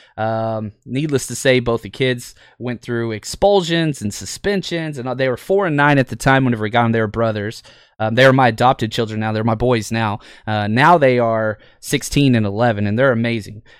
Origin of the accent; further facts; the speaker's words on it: Fort Worth, Texas, United States; I was able to get into football at a very young age growing up in Texas